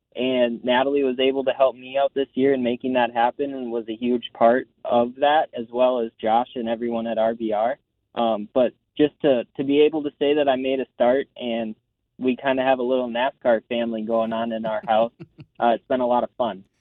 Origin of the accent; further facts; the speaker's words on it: Minnesota, United States; now in North Carolina, United States; I grew up racing in the Midwest. Uh, I'm from Minnesota myself, so I cut my teeth at Elko Speedway from quarter midgets up to the big tracks